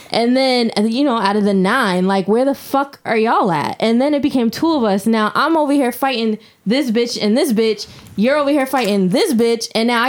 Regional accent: Dorchester, Massachusetts, United States; Like, I'm really from Dorchester.

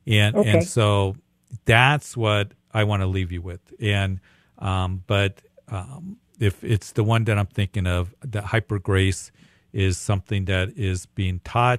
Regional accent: Midwest, United States; I'm from the Midwest, meat and potatoes.

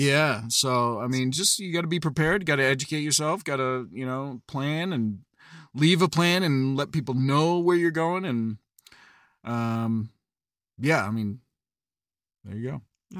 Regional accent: New Hampshire, United States; I'm originally from New Hampshire.

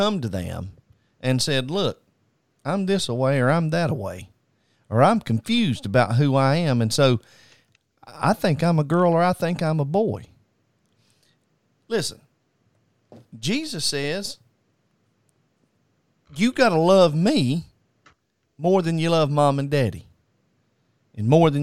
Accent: United States; we as American people

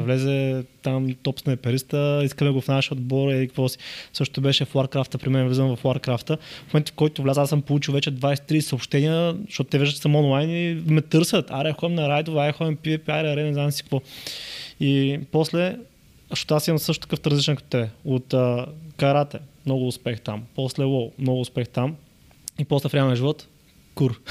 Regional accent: Yambol, Yambol Province, Bulgaria; moved away; also born or lived in Varna / Sofia; от Ямбол съм

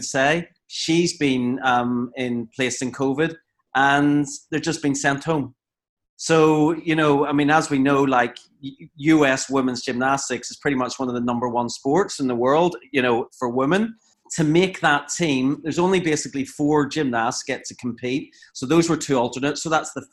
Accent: Ireland; I'm Irish

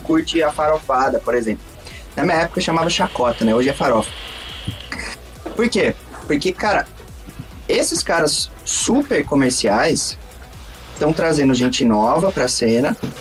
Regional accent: Brazil; sou brasileiro

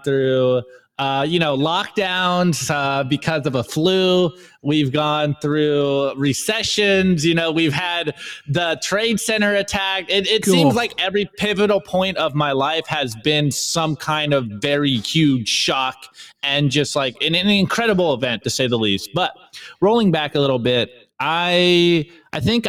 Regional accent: California, United States; I'm from California.

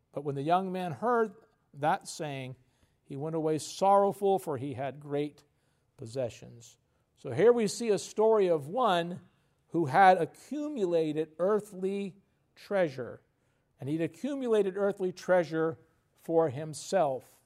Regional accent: United States; we're very patriotic. We're American.

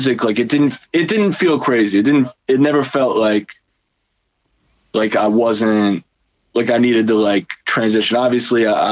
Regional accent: Cincinnati, Ohio, United States; moved away as an adult; also born or lived in Kent, Ohio / Orlando, Florida; now in Brooklyn, United States; I grew up in Cincinnati

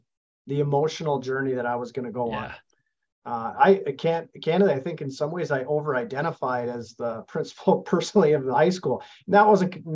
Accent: Thief River Falls, Minnesota, United States; at this really big company in my hometown. And honestly, working at DigiKey, we're 5,100 employees

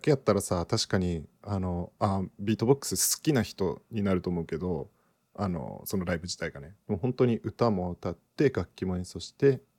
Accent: United States; あのー、ねアメリカ出身やけどさマインドがアメリカやとして日本の心理テストでどれだけなんかあれするんかなと思って

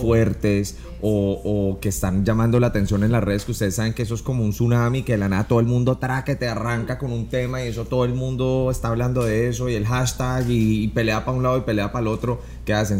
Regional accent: Colombia; inspirado muchísimo en Colombia porque es de donde yo soy

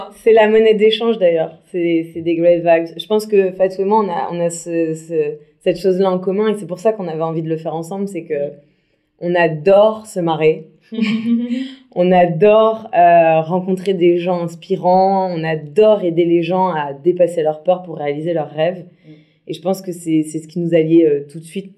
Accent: Brittany, France; je suis bretonne

